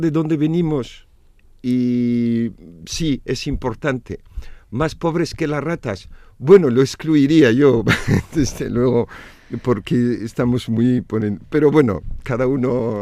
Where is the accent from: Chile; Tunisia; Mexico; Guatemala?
Tunisia; Tunis; also born or lived in Navarre, Spain; now in Vitoria, Spain; tunecino porque nací en Túnez, mis padres eh, son tunecinos